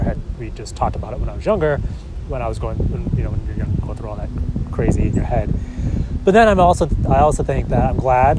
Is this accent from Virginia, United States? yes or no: no; Syracuse, New York, United States; also born or lived in Philippines; I was raised in Syracuse